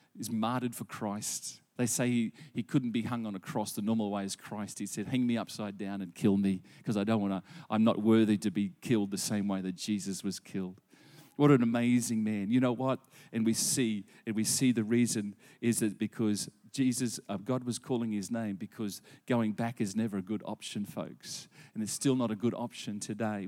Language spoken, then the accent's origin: English; Gympie, Queensland, Australia; also born or lived in Gladstone; as a boy of eleven, and I grew up in Gympie